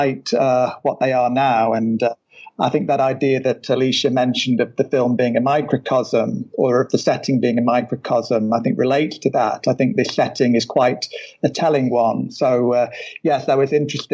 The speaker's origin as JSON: {"language": "English", "country": "United Kingdom", "said": "being British myself"}